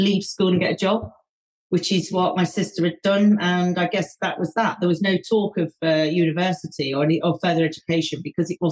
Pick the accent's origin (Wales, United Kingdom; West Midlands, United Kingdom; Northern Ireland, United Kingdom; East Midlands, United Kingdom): East Midlands, United Kingdom; Leicester; growing up in Leicester